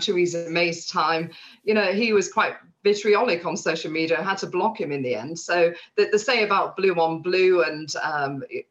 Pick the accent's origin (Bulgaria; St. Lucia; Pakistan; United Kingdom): United Kingdom; Yorkshire and the Humber; I'm a Yorkshire woman and I've been brought up to be honest and blunt